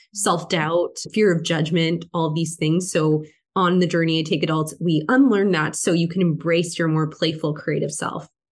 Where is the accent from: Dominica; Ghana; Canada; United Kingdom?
Canada; I'm from Canada. It was very strict up here